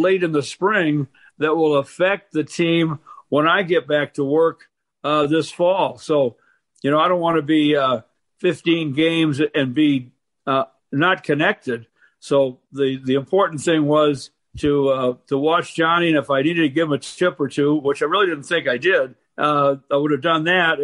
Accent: Detroit, Michigan, United States; It's in my home state and the town where I was born

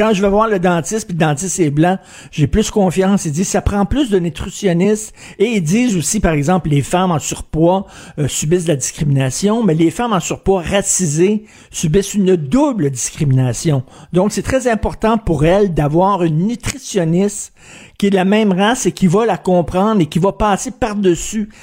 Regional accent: Quebec, Canada; je suis un Québécois de souche

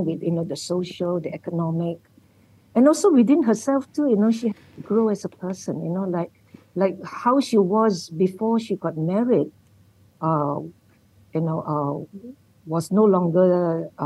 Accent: Malacca, Malaysia; Malacca, where I come from

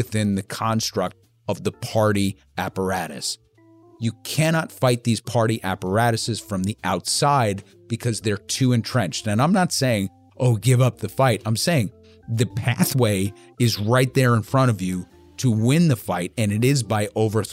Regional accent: New York, United States; we're from New York, but we're not from Brooklyn.

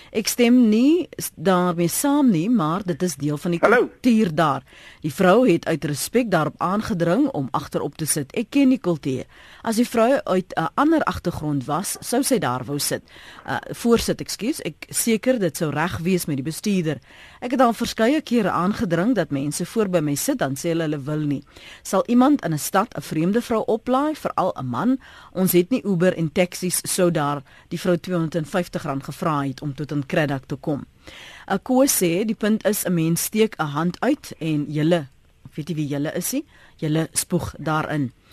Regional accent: South Africa; ons as Suid-Afrikaners

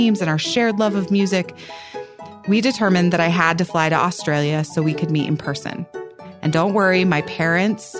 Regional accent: Pennsylvania, United States; also born or lived in West Virginia; Growing up in Pennsylvania

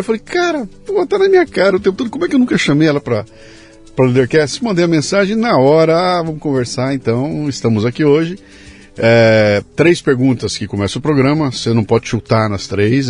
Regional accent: Bauru, São Paulo, Brazil; now in São Paulo, Brazil; Eu também saí de Bauru, vim para São Paulo para estudar para ser cartunista

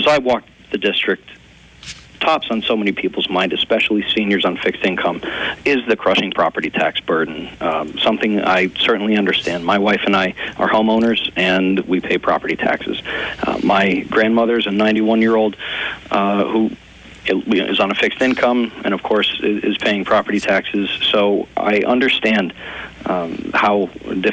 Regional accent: Peckville, Pennsylvania, United States; I was raised in Peckville

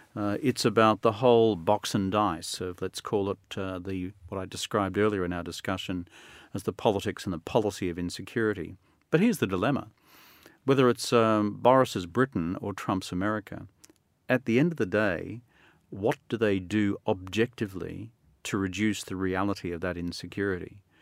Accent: Australia; I'm still an Australian

